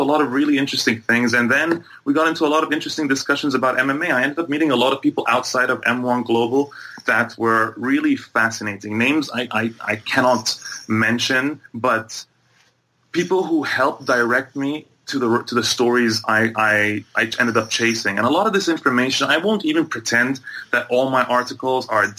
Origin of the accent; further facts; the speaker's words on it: Egypt; moved away as an adult; also born or lived in Bahrain / Toronto, Canada; I grew up between Egypt and Bahrain for the first part of my life, and into my early teenage years. Then I moved back to Egypt, and then by the time I was coming to go to university, I moved to Canada